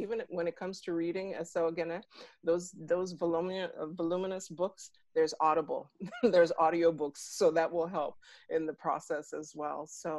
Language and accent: English; Nigeria; I'm Igbo. I'm from Nigeria, and I often tell people that I'm Wazobia because I've had the privilege of living in the major regions of Nigeria and speak the language as well.